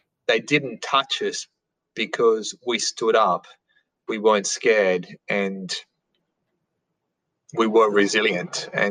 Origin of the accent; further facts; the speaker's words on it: Sydney, New South Wales, Australia; I grew up in St. Mary's in Sydney. So in a western suburbs of Sydney